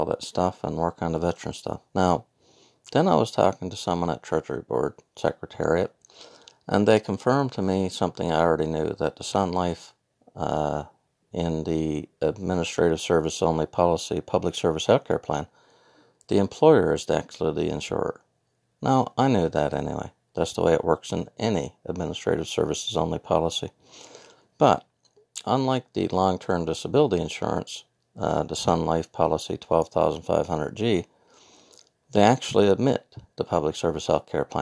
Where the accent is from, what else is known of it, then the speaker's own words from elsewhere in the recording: Newfoundland and Labrador, Canada; I'm from Newfoundland